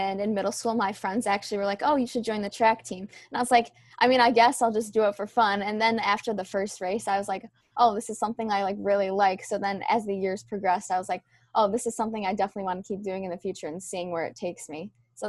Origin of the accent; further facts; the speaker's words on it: Rochester, New York, United States; moved away as an adult; now in New Rochelle, United States; I'm from upstate New York and Rochester, so there are some trails and hills, but it's definitely a lot hillier here